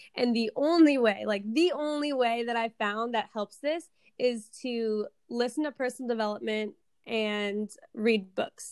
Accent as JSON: {"language": "English", "town": "Seattle", "region": "Washington", "country": "United States", "tie": "born or raised there", "said": "I am from Seattle, Washington, born and raised here."}